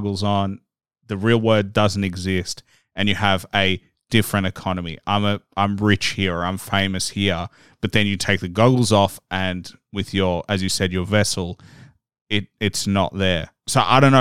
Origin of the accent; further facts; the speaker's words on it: Australia; growing up in Australia, we're almost like a small version of the US.